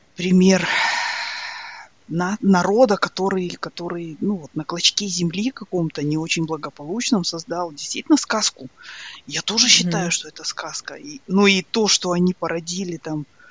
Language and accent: Russian; Ridder, East Kazakhstan Region, Kazakhstan; also born or lived in Australia; now in Ireland; я же выросла в Ридере